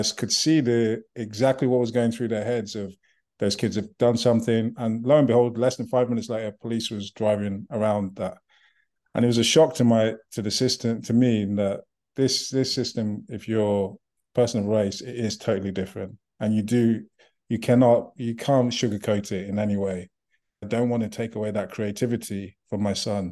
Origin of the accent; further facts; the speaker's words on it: Nigeria; also born or lived in United Kingdom; now in United States; Growing up, I'm from Nigeria. I lived in the UK.